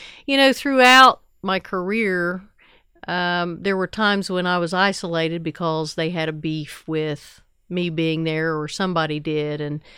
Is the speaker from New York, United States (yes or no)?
no; Ironton, Ohio, United States; now in Huntington, United States; I live in Huntington. I grew up in Ironton, Ohio